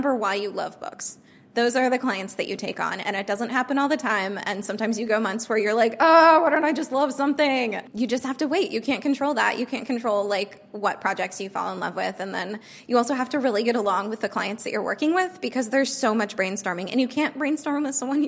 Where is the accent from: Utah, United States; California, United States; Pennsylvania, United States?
California, United States; moved away as an adult; also born or lived in New York; Growing up in California